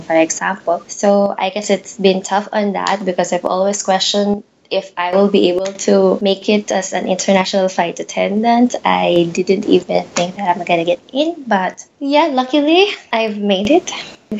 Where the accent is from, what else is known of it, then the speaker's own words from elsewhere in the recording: Angeles City, Central Luzon, Philippines; now in Middle East; I'm from Philippines. I was born in the culinary capital, which is Angeles City.